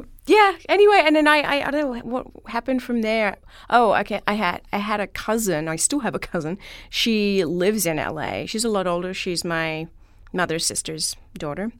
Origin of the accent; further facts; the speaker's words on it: Melbourne, Victoria, Australia; I'm from Melbourne, Australia, and grew up in and around Melbourne